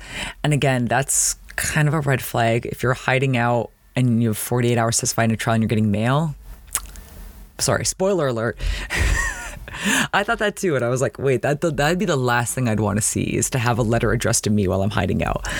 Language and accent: English; Toronto, Ontario, Canada; growing up in Toronto